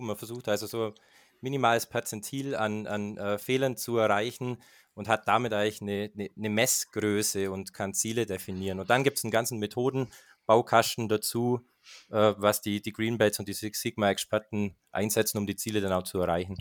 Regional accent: Germany; beim Energieversorger in meiner Heimatstadt Grumbach

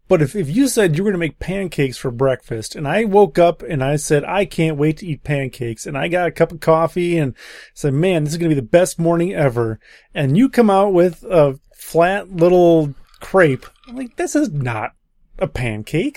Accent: Wisconsin, United States; I'm from Wisconsin

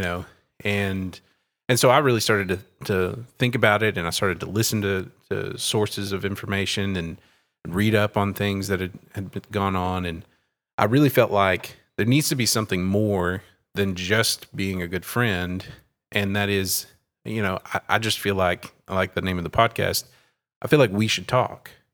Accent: Terrell, Texas, United States; also born or lived in Sulphur Springs, Texas; now in Scroggins, United States; I grew up in Terrell, Texas, a small town in East Texas

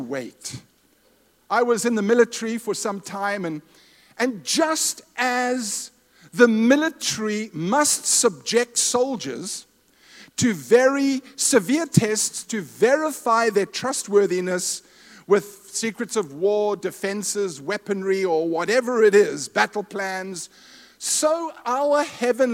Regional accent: Zimbabwe; moved away; My wife and I were raised in Rhodesia/Zimbabwe. We're from Zimbabwe.

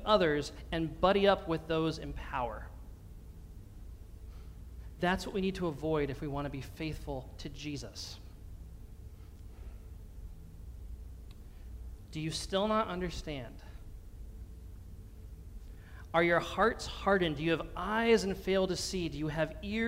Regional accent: Pennsylvania, United States; my home state of Pennsylvania

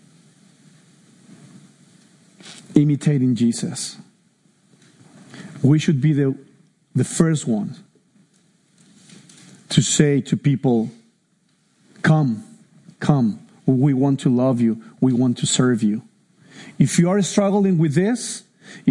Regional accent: Mexico City, Mexico; moved away; I'm Mexican from Mexico City

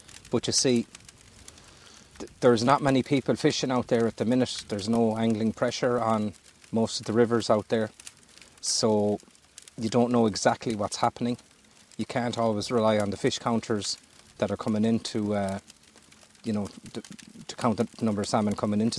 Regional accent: Galway, Connacht, Ireland; I'm from Galway City.

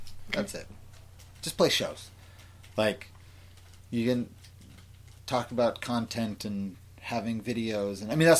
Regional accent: Orange County, California, United States; I'm from Orange County.

